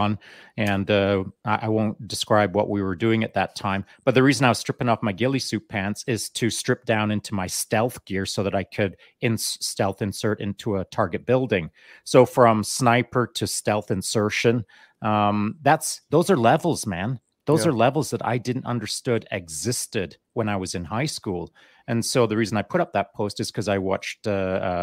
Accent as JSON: {"language": "English", "country": "Canada", "tie": "born or raised there", "also_born_or_lived": "England", "said": "when we moved from England to Canada at the age of 10, I just went out in the bush and hunted and fished a lot by myself because, you know, that's what we did back in the day in a small mountain town."}